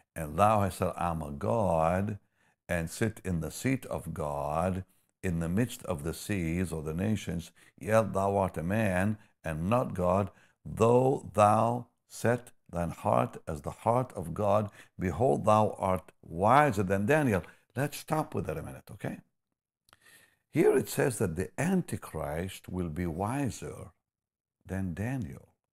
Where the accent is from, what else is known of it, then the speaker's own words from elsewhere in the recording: Israel; moved away; I'm from Israel